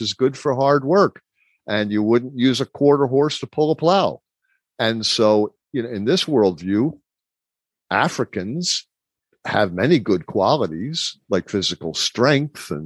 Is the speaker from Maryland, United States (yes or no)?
yes; Baltimore, Maryland, United States; growing up in Baltimore